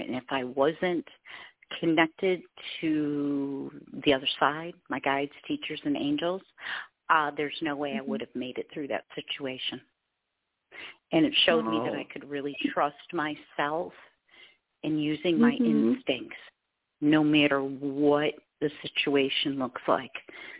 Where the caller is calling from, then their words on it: Michigan, United States; Hi, I'm calling from Michigan.